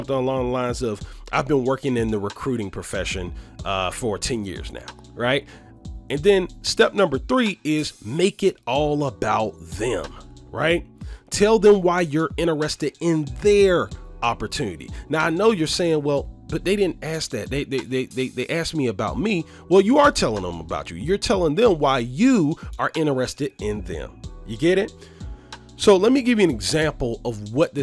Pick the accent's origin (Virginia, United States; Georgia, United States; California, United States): Georgia, United States; Atlanta; I was born and raised here in Atlanta, Georgia.